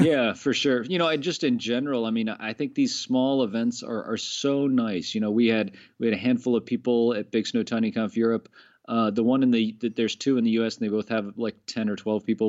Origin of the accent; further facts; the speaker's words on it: Florida, United States; moved away as an adult; now in Annecy, France; I'm from Florida originally